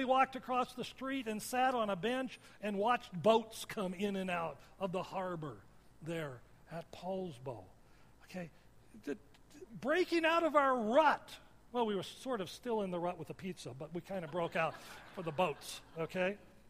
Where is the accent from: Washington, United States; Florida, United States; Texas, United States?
Washington, United States; also born or lived in Michigan; I remember I grew up in Washington, and I skied a lot through high school and then moved to Michigan.